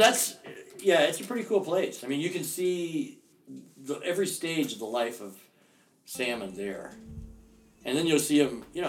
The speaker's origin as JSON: {"language": "English", "town": "Seattle", "region": "Washington", "country": "United States", "said": "People oftentimes, if they find out I'm from Seattle, they say, hey, what's cool to see in Seattle?"}